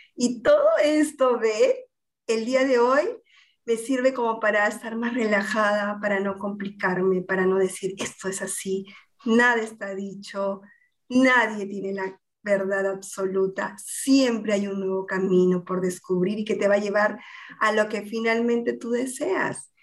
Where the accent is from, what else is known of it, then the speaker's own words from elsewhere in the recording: Lima, Peru; also born or lived in Argentina; soy limeña, peruana